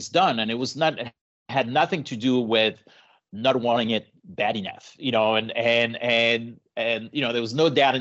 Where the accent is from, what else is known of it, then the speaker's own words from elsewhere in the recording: Paris, Île-de-France, France; now in San Diego, United States; Born and raised in Paris. And moved to the US later on.